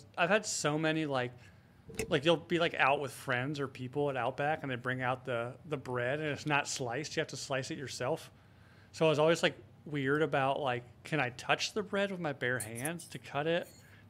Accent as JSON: {"language": "English", "region": "the South", "country": "United States", "said": "Maybe that's because I'm from the South."}